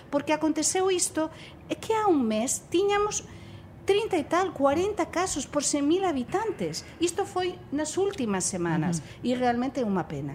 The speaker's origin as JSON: {"language": "Portuguese", "country": "Spain", "second_language": "Portuguese", "said": "como espanhola"}